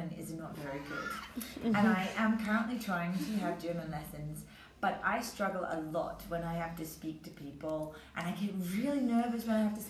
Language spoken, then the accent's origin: English; London, United Kingdom; moved away; I'm originally from London, in England